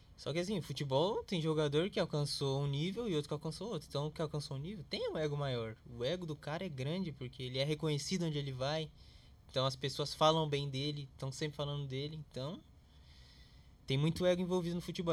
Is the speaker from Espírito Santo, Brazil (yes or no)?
no; São Paulo, Brazil; eu vim da onde eu vim. Eu nasci em Itaquera